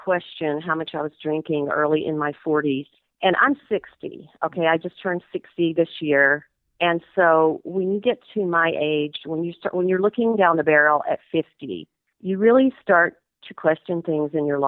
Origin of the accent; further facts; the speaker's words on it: Georgia, United States; moved away as an adult; also born or lived in New England; now in Wyoming, United States; I grew up in Georgia, so I'm a little Georgia peach, and I went to college there